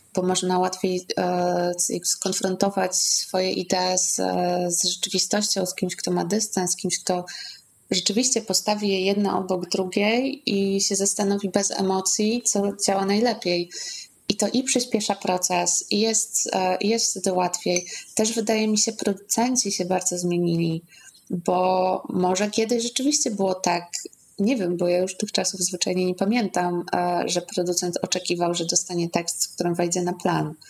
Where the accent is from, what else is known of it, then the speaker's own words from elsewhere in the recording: Zamość, Lublin Voivodeship, Poland; w Zamościu, skąd pochodzę